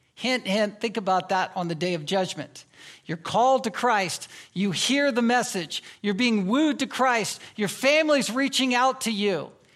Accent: Virginia, United States; moved away as an adult; now in Anchorage, United States; I was raised in the South. I was raised in Virginia

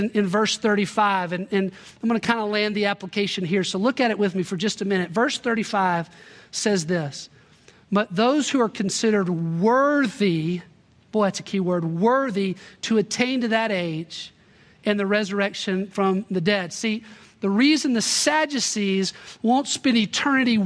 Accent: Little Rock, Arkansas, United States; I grew up in Little Rock, Arkansas

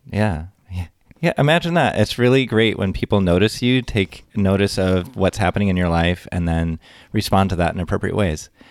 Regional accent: near Detroit, Michigan, United States; moved away as an adult; now in Madison, United States; I'm from near Detroit, Michigan

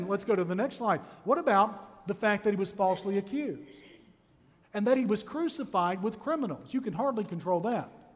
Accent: Jacksonville, Florida, United States; I was born in Jacksonville, Florida at the Naval Air Station Hospital

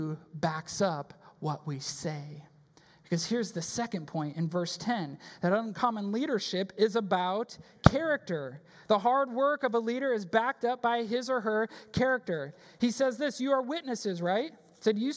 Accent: Wisconsin, United States; also born or lived in Chicago; now in Texas, United States; I grew up in Wisconsin.

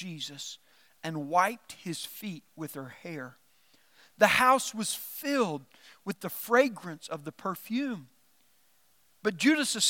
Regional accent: Norphlet, Arkansas, United States; I was raised in South Arkansas

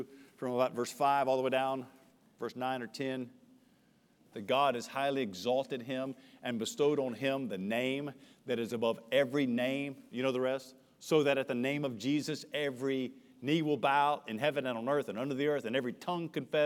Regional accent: United States; As an American

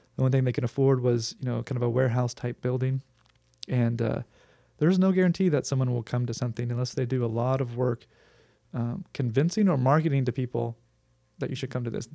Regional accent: Huntington Beach, California, United States; I grew up in Huntington Beach

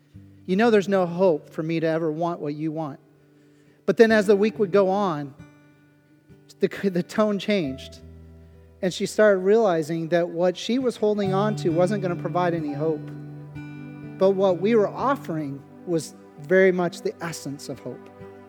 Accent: Pennsylvania, United States; remembering their puzzlement when we were telling them we're from Pennsylvania, down in New Orleans, serving and helping their homes be put back in some kind of shape

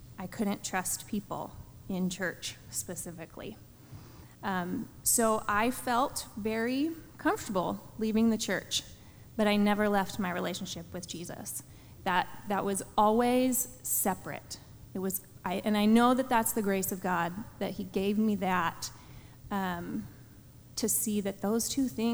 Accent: Pennsylvania, United States; moved away as an adult; also born or lived in Azusa, California / Pasadena, California / Lindsay, California; now in California, United States; I grew up in Pennsylvania, I left at 18

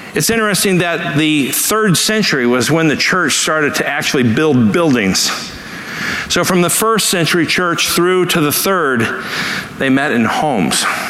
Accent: Los Angeles, California, United States; as a kid, uh, growing up in Los Angeles

